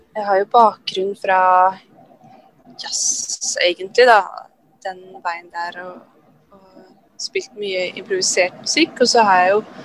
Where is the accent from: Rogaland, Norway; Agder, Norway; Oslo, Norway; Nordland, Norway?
Oslo, Norway; Jeg kom, kommer fra Grorud i Oslo